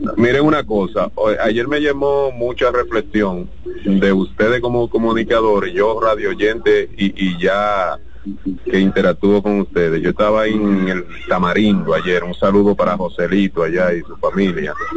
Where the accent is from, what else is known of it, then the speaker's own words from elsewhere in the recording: Nagua, María Trinidad Sánchez, Dominican Republic; also born or lived in Los Girasoles, Santo Domingo; now in Santo Domingo, Dominican Republic; yo soy de Nagua, pero eh, vivo en los girasoles